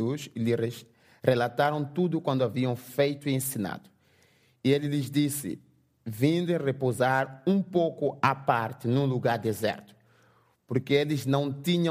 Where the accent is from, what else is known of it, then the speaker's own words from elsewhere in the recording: Mozambique; first language Portuguese; English is a second language; I'm from Mozambique. So in my country, we speak Portuguese, not English